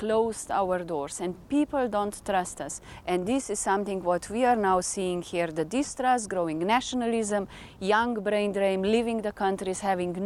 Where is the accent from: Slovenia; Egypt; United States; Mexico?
Slovenia; I'm coming from Slovenia and I am chair of EU-Serbia delegation